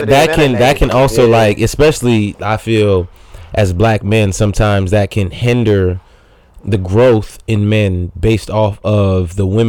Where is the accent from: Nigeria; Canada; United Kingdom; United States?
Nigeria; as me being a Nigerian, would understand my way of thinking a little bit more